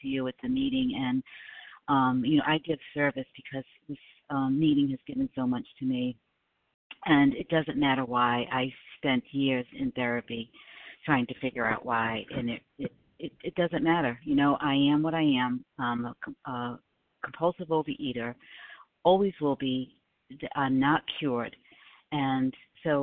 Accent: South Carolina, United States; I am from South Carolina. I am living in South Carolina

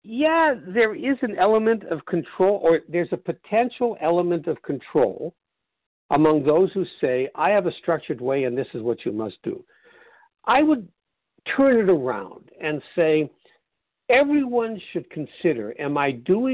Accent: Canada; being Canadian

